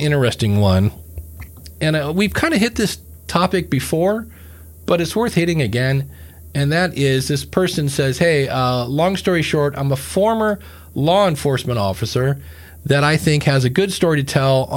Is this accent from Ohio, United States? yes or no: yes; Akron, Ohio, United States; that's where I'm from, Akron, Ohio